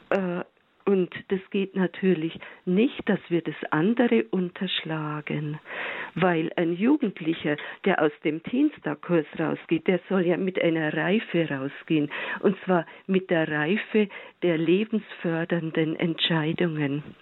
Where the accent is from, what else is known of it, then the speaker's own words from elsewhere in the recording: Bavaria, Germany; ich meine, ich bin aus Bayern, ne, darum kenne ich jetzt die Lehrpläne besonders.